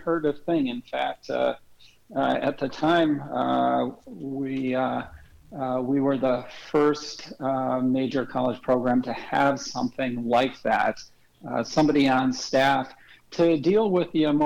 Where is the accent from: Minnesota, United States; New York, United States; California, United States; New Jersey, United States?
Minnesota, United States; St. Louis Park; moved away as an adult; also born or lived in Wisconsin; I'm originally from Minneapolis and St. Louis Park specifically, went to high school there.